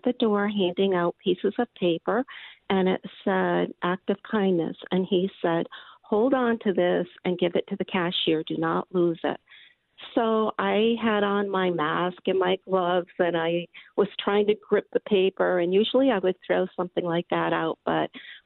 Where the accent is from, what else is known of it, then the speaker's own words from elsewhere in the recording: Massachusetts, United States; moved away; I am originally from Massachusetts